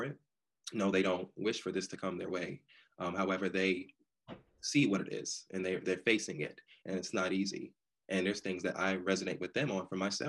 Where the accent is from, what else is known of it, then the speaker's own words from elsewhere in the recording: New York City, New York, United States; now in Durham, United States; I'm originally from New York, born and raised in Brooklyn, then I relocated to North Carolina, Durham, North Carolina, to be exact